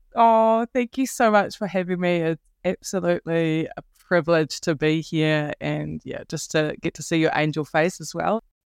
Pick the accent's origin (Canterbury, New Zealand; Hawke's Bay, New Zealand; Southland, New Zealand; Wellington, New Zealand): Wellington, New Zealand; I'm from Aotearoa, New Zealand, uh, Wellington in particular